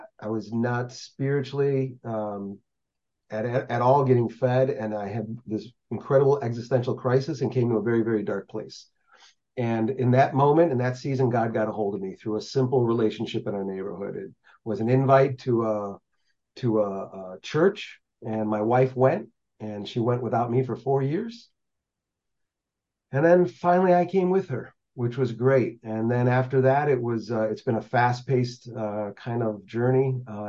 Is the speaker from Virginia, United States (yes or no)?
no; Chicago, Illinois, United States; Born and raised in the Chicagoland area